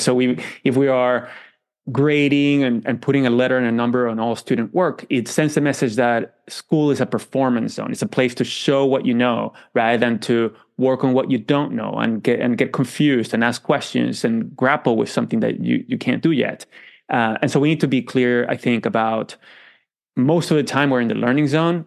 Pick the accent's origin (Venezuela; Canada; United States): Venezuela; moved away; I grew up in Venezuela